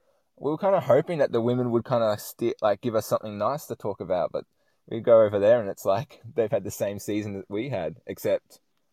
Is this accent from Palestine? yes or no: no; Australia; I'm from Australia.